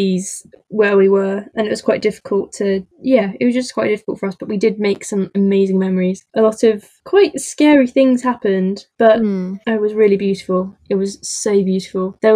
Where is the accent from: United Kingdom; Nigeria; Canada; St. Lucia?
United Kingdom; I'm British